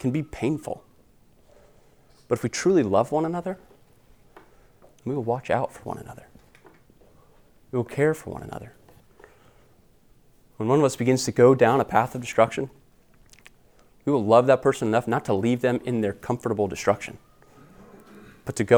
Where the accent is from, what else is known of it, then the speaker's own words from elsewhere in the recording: United States; We are American.